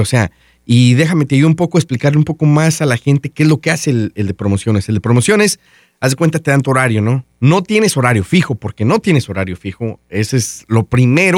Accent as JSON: {"language": "Spanish", "country": "Mexico", "tie": "born or raised there", "moved": "yes", "said": "En mi casa y todos en mi pueblo, allá en México"}